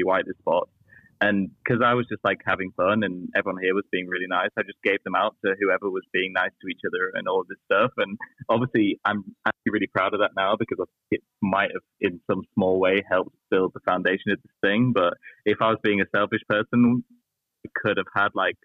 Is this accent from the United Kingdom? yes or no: yes; Yorkshire and the Humber, United Kingdom; moved away; also born or lived in London; I'm from Yorkshire in the north of England